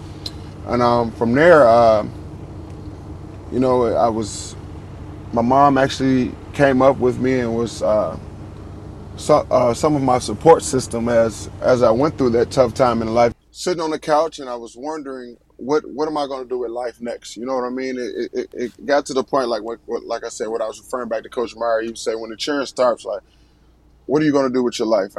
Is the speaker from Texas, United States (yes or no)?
no; Richmond, Virginia, United States; I'm from Richmond, Virginia. Graduated from Hermitage High School